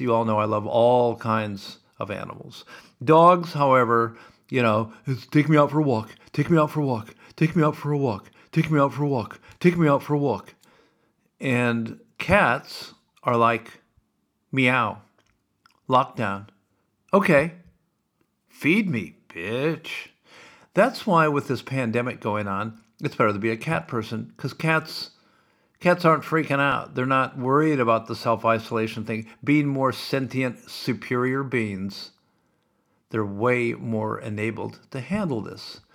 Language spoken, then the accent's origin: English; Sioux City, Iowa, United States; I grew up in Sioux City and Valley Drive